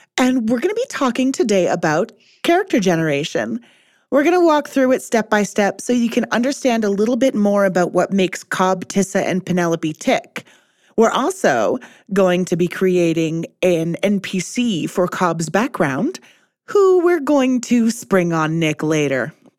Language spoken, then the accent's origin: English; Canada; Speaking as a Canadian